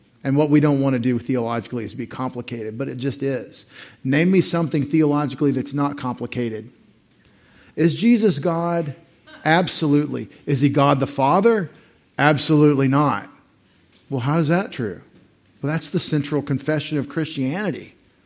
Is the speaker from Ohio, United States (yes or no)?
no; Texas, United States; being a Texan